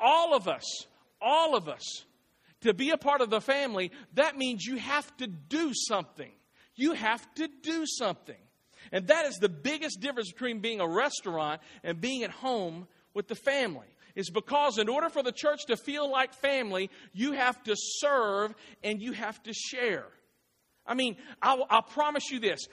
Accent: Clarksville, United States; moved away as an adult; I was born here in Clarksville. My parents still live here in Clarksville

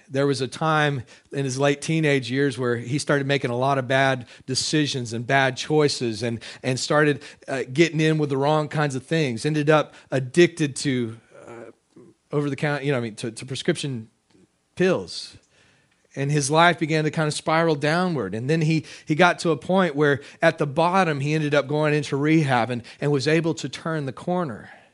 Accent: Texas, United States; moved away; I am a Texan. Uh, I can still claim Texas citizenship. I've got dual citizenship here.

